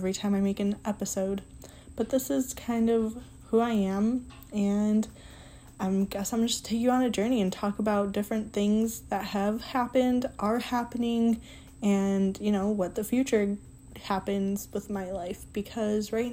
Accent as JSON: {"language": "English", "town": "Detroit", "region": "Michigan", "country": "United States", "tie": "born or raised there", "moved": "as an adult", "lives_now": "South Bend, United States", "said": "I grew up in Detroit, Michigan, like Detroit. A city in Southwest in Mexican Town."}